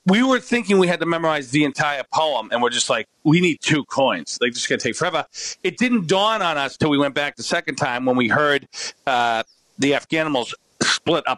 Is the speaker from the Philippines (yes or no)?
no; Canada; I'm Canadian